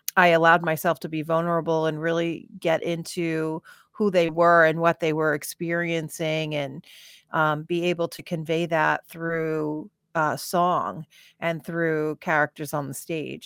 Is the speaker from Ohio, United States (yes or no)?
no; Farmingdale, New York, United States; born or raised there; also born or lived in California